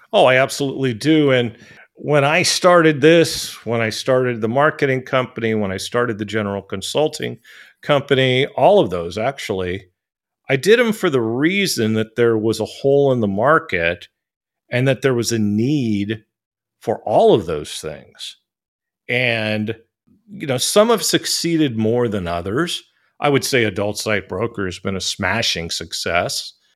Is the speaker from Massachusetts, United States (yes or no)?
no; San Francisco, California, United States; moved away as an adult; now in Thailand; I'm from San Francisco